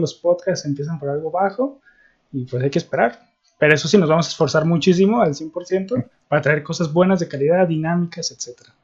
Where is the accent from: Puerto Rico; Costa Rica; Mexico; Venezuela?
Mexico; Guadalajara, Jalisco; somos de Guadalajara